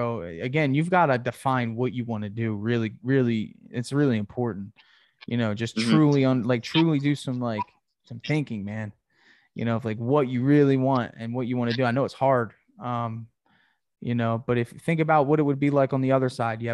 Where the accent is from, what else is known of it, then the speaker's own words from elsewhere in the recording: Gainesville, Florida, United States; I'm from Gainesville